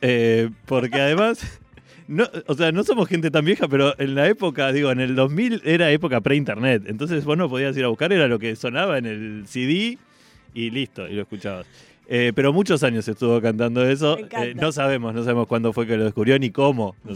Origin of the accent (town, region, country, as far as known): América, Buenos Aires Province, Argentina; moved away as an adult; now in Buenos Aires, Argentina